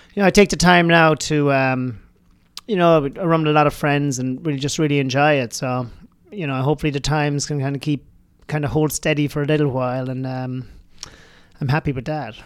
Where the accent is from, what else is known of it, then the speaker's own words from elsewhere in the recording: Ireland; moved away; I grew up in Ireland. Um, you know, I actually grew up on a, a dairy farm in Ireland